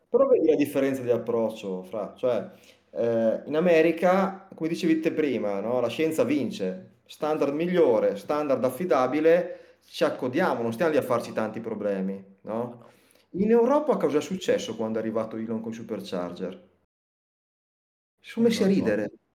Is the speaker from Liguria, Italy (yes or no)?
yes; Liguria, Italy; sono ligure